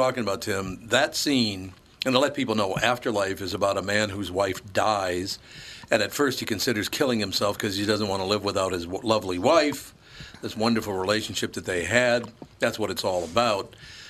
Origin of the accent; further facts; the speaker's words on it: Minneapolis, Minnesota, United States; We were just talking about where I grew up in North Minneapolis.